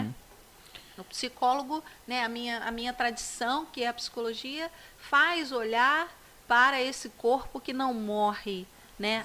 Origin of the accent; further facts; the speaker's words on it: Magé, Rio de Janeiro, Brazil; no Colégio Estadual de Magé, que foi onde eu me criei